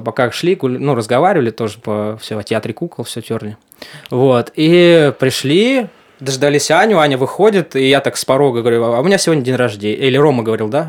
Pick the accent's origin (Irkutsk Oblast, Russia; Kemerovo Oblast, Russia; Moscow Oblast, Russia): Kemerovo Oblast, Russia; Yurga; moved away as an adult; also born or lived in Novosibirsk / Saint Petersburg; now in Moscow, Russia; из Сибири, там, город Юрга